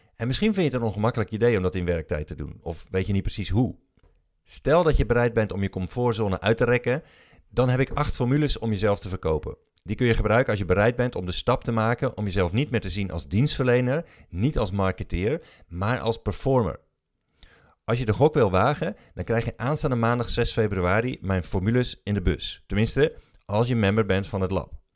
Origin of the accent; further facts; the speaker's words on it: Breda, North Brabant, Netherlands; Ik ben opgegroeid in Breda